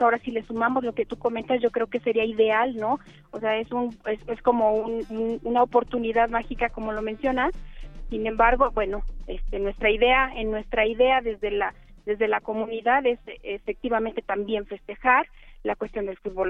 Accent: Mexico; nosotros somos mexicanos

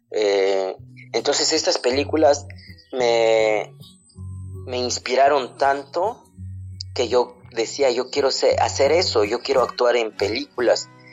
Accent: a village in Oaxaca, Mexico; first language Zapotec; Spanish is a second language; moved away as an adult; also born or lived in Mexico City; no hablo bien el español, mi lengua materna es el zapoteco

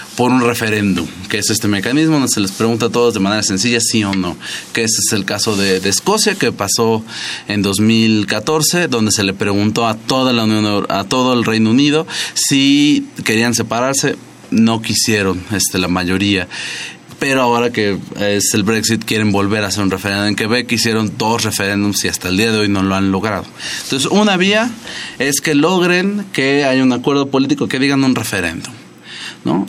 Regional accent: Mexico; nosotros no nos fuimos fácil de España, ¿no? Cuando éramos el virreino de la Nueva España

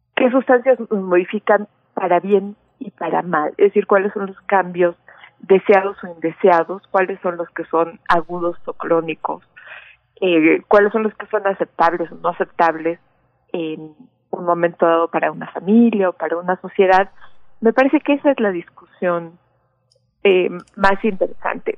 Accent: Mexico

